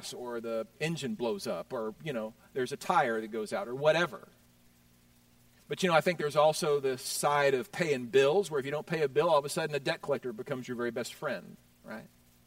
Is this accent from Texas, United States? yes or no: yes; Houston, Texas, United States; I grew up in Houston, Texas